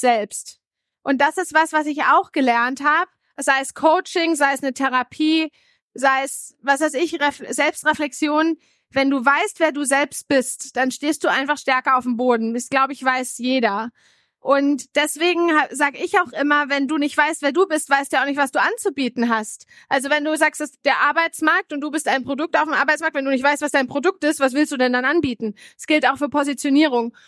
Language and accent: German; Bamberg, Bavaria, Germany; bin aufgewachsen in Bamberg, mittelständische Familie